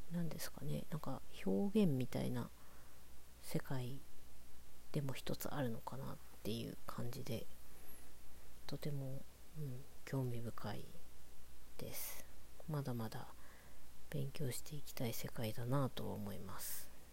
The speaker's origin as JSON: {"language": "Japanese", "town": "Morioka", "region": "Iwate", "country": "Japan", "tie": "born or raised there", "also_born_or_lived": "Tokyo", "moved": "yes"}